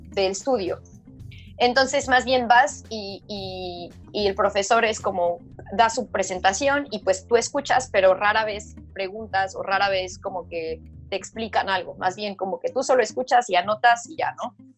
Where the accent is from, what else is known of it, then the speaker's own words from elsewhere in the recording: Mexico; que soy mexicana